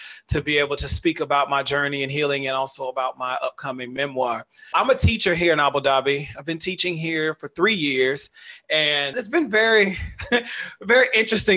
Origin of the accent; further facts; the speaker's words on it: Dallas, Texas, United States; moved away as an adult; now in United Arab Emirates; I grew up in the South, in Dallas